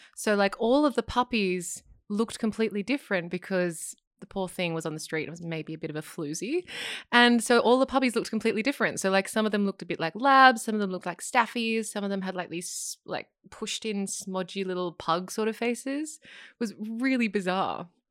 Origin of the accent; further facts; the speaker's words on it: Sydney, New South Wales, Australia; I grew up in Sydney